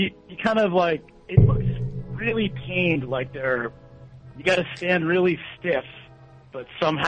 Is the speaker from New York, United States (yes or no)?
yes; New York, United States; now in Los Angeles, United States; I'm originally from New York.